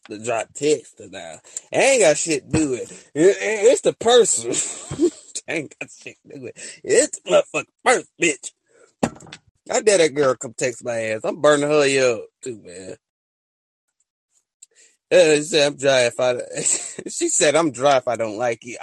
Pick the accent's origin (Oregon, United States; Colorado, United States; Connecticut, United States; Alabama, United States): Alabama, United States; I'm from Alabama